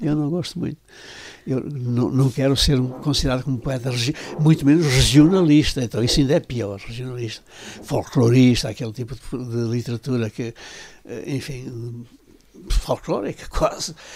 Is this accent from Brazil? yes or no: no; Macedo de Cavaleiros, Norte, Portugal; moved away as an adult; also born or lived in Coimbra; now in Vila Real, Portugal; sou um homem realmente lá da montanha, lá de, de Macedo Cavaleiros, que é a minha terra